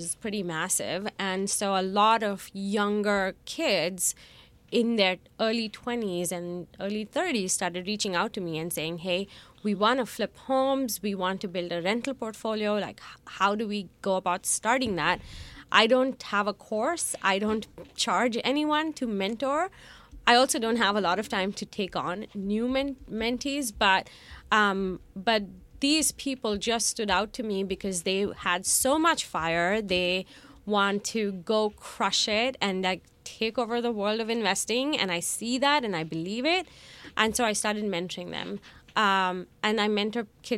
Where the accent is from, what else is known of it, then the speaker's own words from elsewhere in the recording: India; moved away as an adult; now in Detroit, United States; I grew up in India, moved to the country in 2006